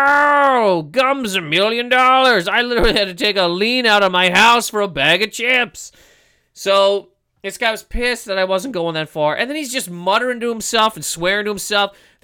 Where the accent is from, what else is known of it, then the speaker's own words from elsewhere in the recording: Nova Scotia, Canada; also born or lived in Toronto; now in New York, United States; when I moved there from Nova Scotia, I got to Toronto and I was like, oh my God, this place is huge. I'm scared of it.